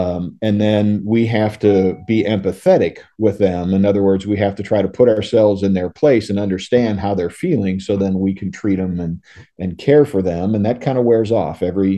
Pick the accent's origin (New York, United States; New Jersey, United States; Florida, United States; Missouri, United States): Missouri, United States; St. Louis; born there; I was a U.S. citizen because I was born in St. Louis, and I could come back here if I wanted